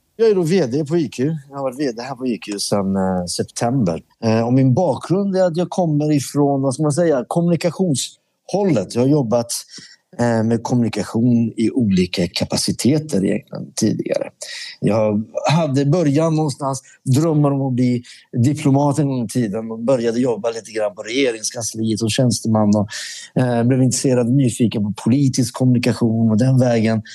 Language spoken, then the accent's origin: Swedish; Sweden; also born or lived in Iran; jag växte upp med i Sverige